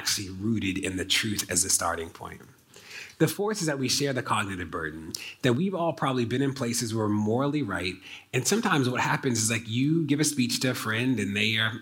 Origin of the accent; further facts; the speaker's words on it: Maryland, United States; my home state of Maryland